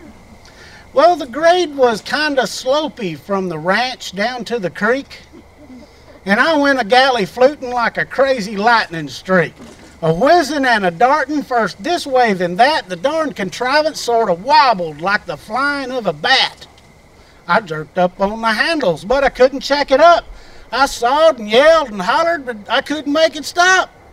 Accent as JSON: {"language": "English", "region": "Texas", "country": "United States", "tie": "born or raised there", "said": "I was raised in Texas"}